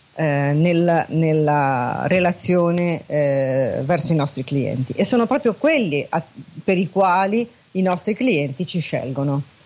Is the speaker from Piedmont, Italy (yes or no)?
no; Genoa, Liguria, Italy; also born or lived in Milan; sono genovese e quindi chiamo da Genova